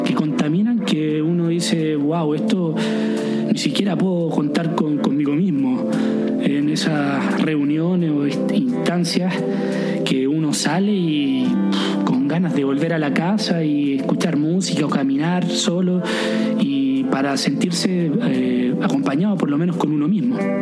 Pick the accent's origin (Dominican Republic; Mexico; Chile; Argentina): Chile; Viña del Mar, Valparaíso; moved away; also born or lived in France; soy de Viña del Mar y eso no significa nada, soy de Chile